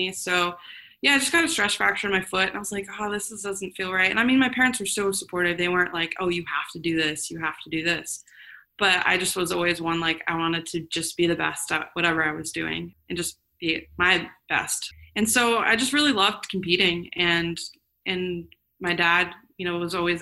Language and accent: English; Florida, United States; also born or lived in Germany; I moved to Florida when I was 6